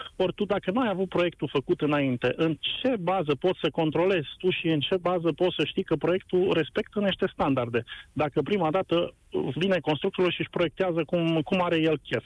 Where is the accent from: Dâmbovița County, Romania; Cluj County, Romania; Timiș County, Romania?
Timiș County, Romania; Timișoara; eu sunt din Timișoara.